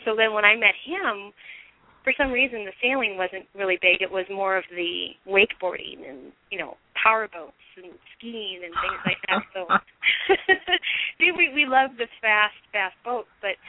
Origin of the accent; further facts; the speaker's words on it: Minnesota, United States; moved away as an adult; also born or lived in Seattle, Washington; I grew up in Minnesota, in the middle of a cornfield, with some lakes and water skiing and things like that.